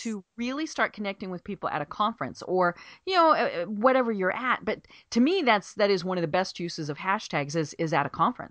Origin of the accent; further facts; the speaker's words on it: Colorado, United States; moved away as an adult; now in Atlanta, United States; I'm from Colorado.